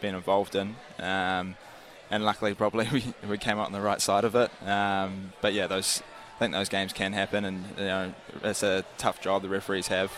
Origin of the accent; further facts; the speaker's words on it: Auckland, New Zealand; moved away as an adult; now in Wellington, New Zealand; it's my hometown, so it's good to see family and friends